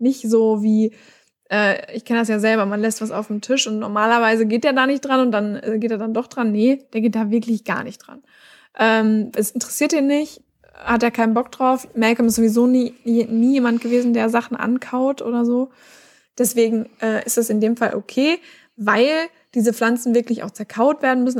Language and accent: German; Germany; bei uns in Deutschland